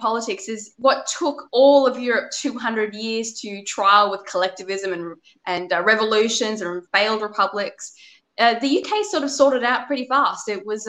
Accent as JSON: {"language": "English", "town": "Sydney", "region": "New South Wales", "country": "Australia", "tie": "born or raised there", "said": "I came from the North Shore of Sydney."}